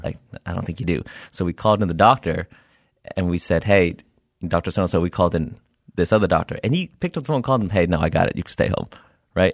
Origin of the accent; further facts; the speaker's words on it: Milpitas, California, United States; I grew up in Milpitas, California